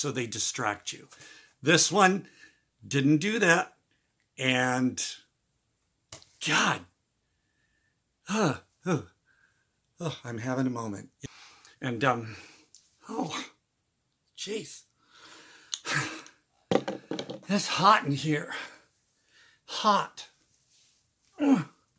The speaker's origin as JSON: {"language": "English", "region": "Midwest", "country": "United States", "moved": "yes", "said": "I'm originally from the Midwest"}